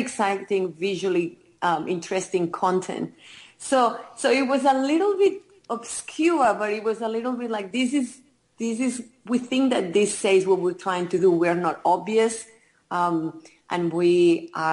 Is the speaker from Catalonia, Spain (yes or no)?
yes; Barcelona, Catalonia, Spain; moved away as an adult; now in Melbourne, Australia; me growing up in Barcelona, we lived in an apartment